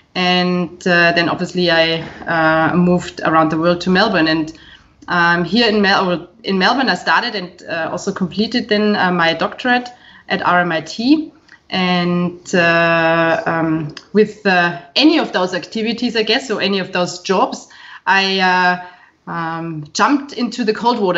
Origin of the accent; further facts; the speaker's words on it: Burghausen, Bavaria, Germany; moved away; I was born in Bavaria, in fact, um, in 1973, in uh, a beautiful small town called Burghausen, right on the border to Austria, so not too far from Salzburg. Um, this is where I spent my entire childhood and my youth